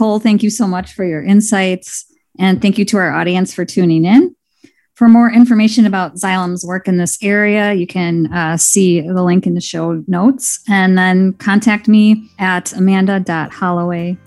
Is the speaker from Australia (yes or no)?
no; Milwaukee, Wisconsin, United States; I am from Milwaukee and I'm sitting in Milwaukee right now.